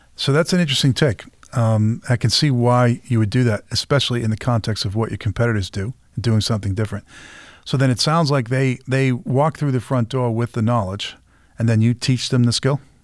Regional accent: Peabody, Massachusetts, United States; I grew up in Peabody, Massachusetts

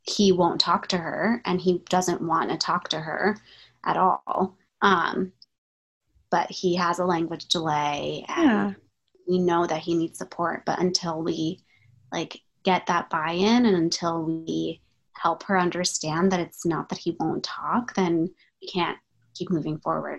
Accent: Maryland, United States; I grew up in Maryland, and both my parents are Egyptian

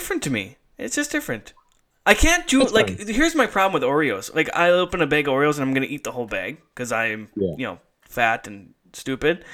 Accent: Duluth, Minnesota, United States; also born or lived in Oklahoma; My brothers and I are from Duluth

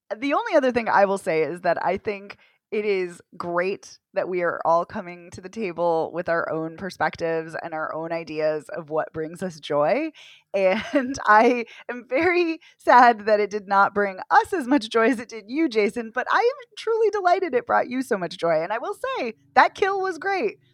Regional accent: Boston, Massachusetts, United States; as a Bostonian

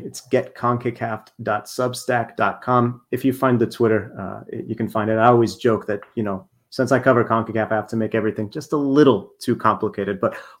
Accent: United States; as an American

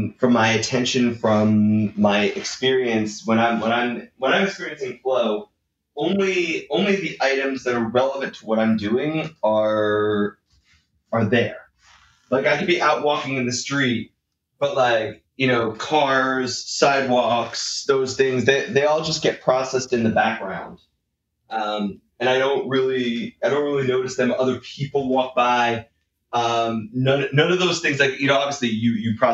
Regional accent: Northeast, United States; I grew up in the Northeast, pretty bad winter sometimes

